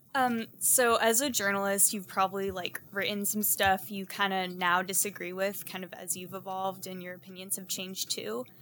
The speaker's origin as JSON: {"language": "English", "town": "Houston", "region": "Texas", "country": "United States", "said": "I'm also from Houston"}